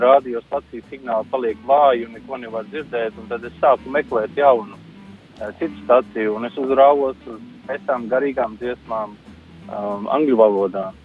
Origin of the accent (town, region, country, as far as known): Latvia; moved away as an adult; now in Ireland